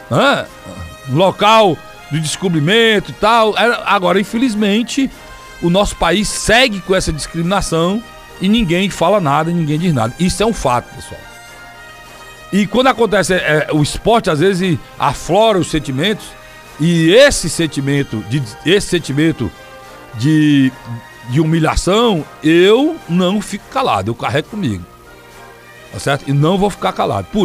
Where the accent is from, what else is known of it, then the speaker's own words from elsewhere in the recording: Northeast Region, Brazil; Aqui eu sou um brasileiro de quinta categoria, porque eu sou nordestino.